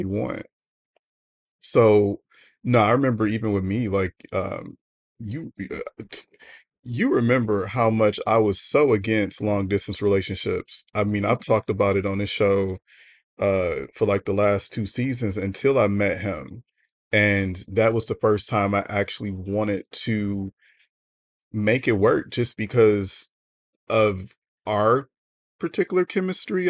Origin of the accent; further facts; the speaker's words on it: United States; as an American